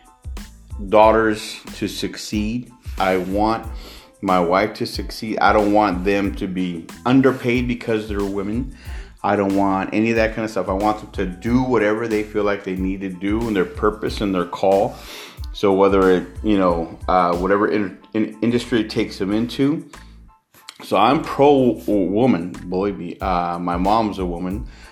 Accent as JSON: {"language": "English", "town": "San Jose", "region": "California", "country": "United States", "tie": "born or raised there", "said": "I was raised on in the Barrio side of San Jose"}